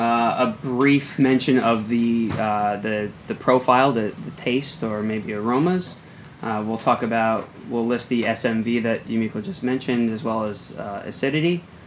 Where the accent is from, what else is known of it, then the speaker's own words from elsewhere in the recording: New Jersey, United States; I'm from New Jersey. I didn't grow up speaking or reading Japanese